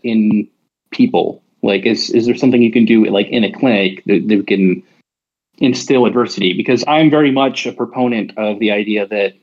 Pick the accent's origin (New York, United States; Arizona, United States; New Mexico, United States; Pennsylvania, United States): Arizona, United States; I'm 33. I'm from Arizona, the United States.